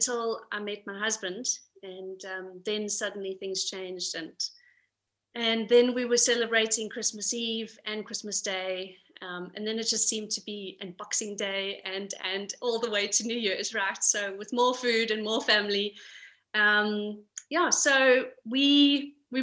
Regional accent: Pretoria, Gauteng, South Africa; moved away as an adult; now in Copenhagen, Denmark; we're actually from Pretoria. We came here a year ago to Copenhagen

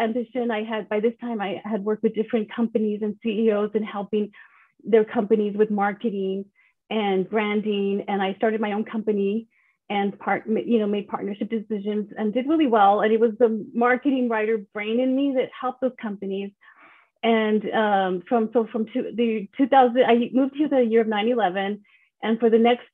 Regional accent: El Paso, Texas, United States; I grew up in El Paso, Texas

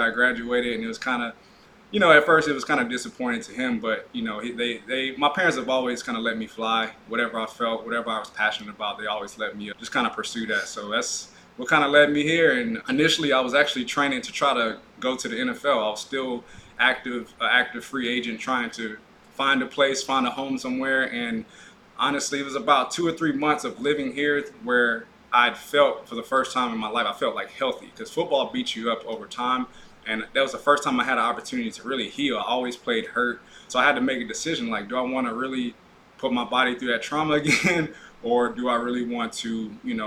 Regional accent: Houston, Texas, United States; now in Los Angeles, United States; I'm born and raised in Houston, Texas.

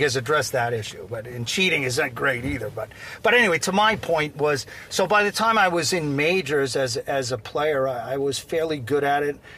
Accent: Seaford, New York, United States; also born or lived in Port Jefferson, New York; I grew up in Seaford, Long Island

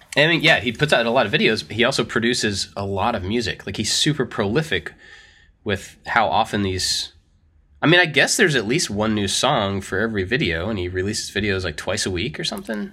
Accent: United States; we are also American. All three of us are American

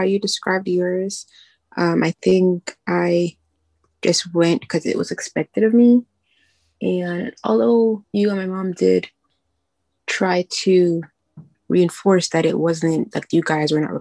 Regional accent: New York, United States; I'm from New York

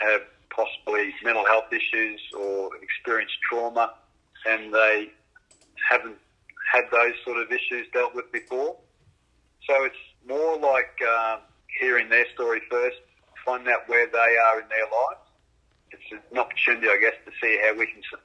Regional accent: Brisbane, Queensland, Australia; I grew up in Brisbane

